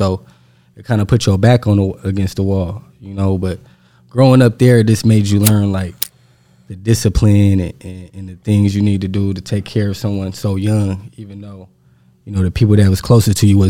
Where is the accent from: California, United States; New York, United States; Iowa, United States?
California, United States; Stockton; I'm from Stockton, California, about 40 minutes from Oakland.